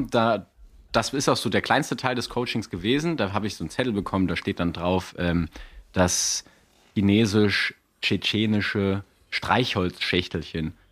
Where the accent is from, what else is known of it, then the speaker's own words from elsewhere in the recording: Saarland, Germany; ich war, ich bin ja Saarländer, gebürtiger.